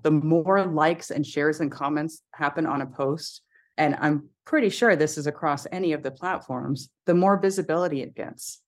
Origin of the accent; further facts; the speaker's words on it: United States; I'm biracial, I should say, for your audio listeners, and I'm American.